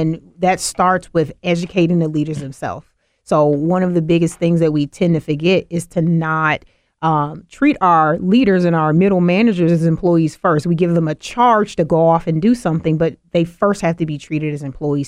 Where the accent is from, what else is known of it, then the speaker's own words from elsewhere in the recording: the South, United States; I'm from the South